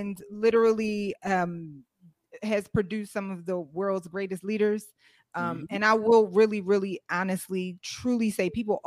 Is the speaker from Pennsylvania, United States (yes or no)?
yes; Philadelphia, Pennsylvania, United States; I am from Philadelphia, Pennsylvania, born and raised uptown